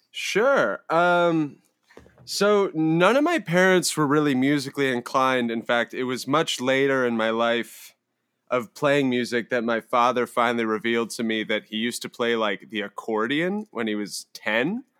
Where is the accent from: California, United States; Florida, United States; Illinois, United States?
California, United States; Palo Alto; I grew up in Palo Alto